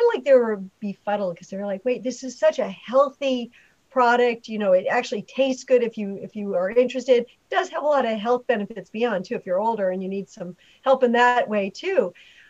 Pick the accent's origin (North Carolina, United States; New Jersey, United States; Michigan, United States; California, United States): California, United States; So this episode is about where I'm from California, and actually the background's California.